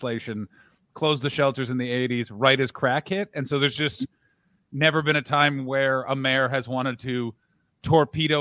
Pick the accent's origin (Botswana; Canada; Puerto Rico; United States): Canada; We're both Canadian.